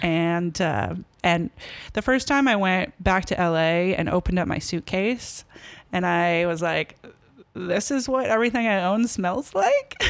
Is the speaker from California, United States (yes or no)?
yes; Los Angeles, California, United States; moved away as an adult; also born or lived in Berkeley / Bucks County, Pennsylvania / Philadelphia / Minneapolis; L A. Born and raised in Los Angeles.